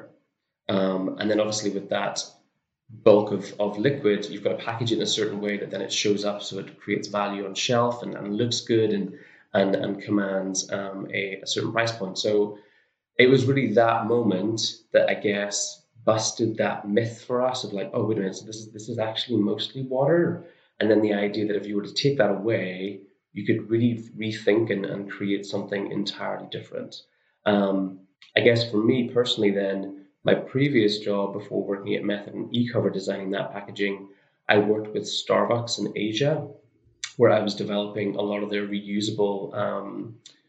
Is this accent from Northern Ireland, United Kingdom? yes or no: yes; Northern Ireland, United Kingdom; moved away; I'm from Northern Ireland originally.